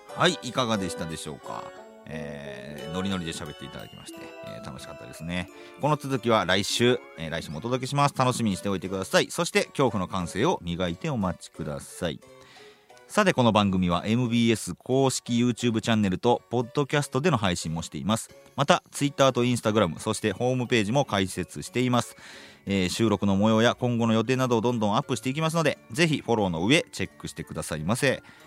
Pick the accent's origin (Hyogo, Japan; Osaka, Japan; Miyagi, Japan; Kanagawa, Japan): Hyogo, Japan; 僕兵庫県なんですけど出身が